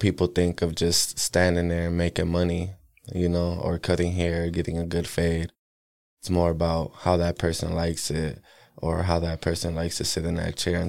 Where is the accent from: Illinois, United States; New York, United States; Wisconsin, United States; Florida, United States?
Wisconsin, United States; Milwaukee; bro, and I'm from Milwaukee, Wisconsin, born and raised.